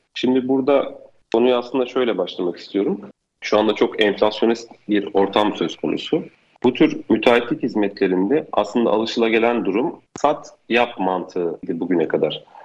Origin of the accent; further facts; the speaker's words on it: Istanbul, Turkey; 1983 İstanbul doğumluyum.